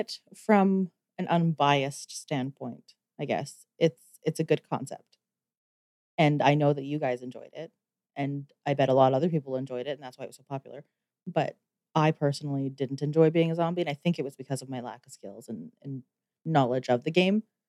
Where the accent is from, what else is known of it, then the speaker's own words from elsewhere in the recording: Canada; me being Canadian